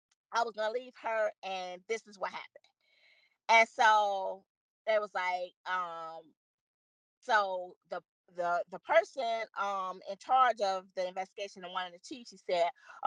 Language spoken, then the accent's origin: English; Chicago, Illinois, United States; we're both from Chicago together.